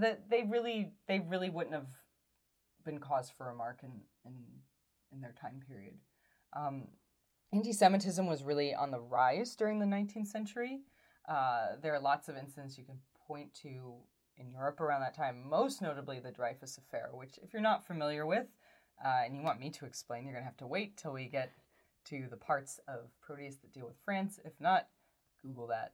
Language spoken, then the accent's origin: English; United States; as an American